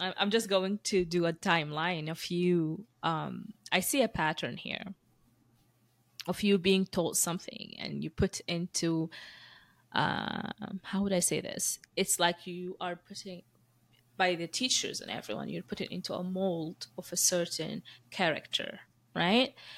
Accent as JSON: {"language": "English", "country": "Sudan", "tie": "born or raised there", "also_born_or_lived": "Moscow / Dubai", "moved": "yes", "said": "I went to sc-, schooling in, in Sudan, and then I left to Dubai"}